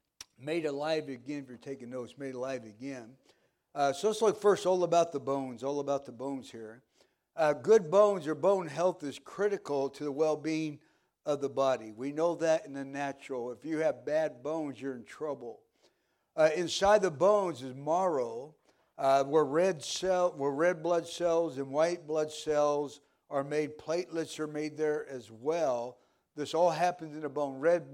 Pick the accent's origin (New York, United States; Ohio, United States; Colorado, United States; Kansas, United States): Kansas, United States; Pittsburg; I grew up in Kansas, small town in Pittsburgh, Kansas.